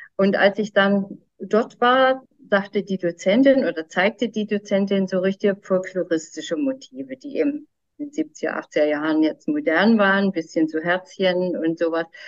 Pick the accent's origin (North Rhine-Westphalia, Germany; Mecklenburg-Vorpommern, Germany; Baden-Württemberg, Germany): Mecklenburg-Vorpommern, Germany; bei uns in Mecklenburg, im, im hohen Norden